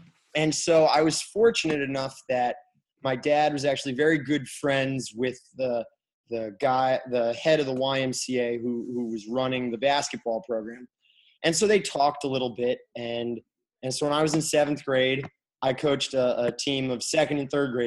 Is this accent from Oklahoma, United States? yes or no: no; Kalamazoo, Michigan, United States; moved away; I'm from Kalamazoo, Michigan, and my parents still live there